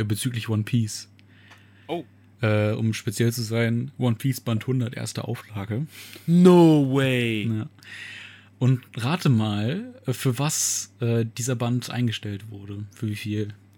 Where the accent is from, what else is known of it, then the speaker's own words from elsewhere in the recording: Germany; bei uns in Deutschland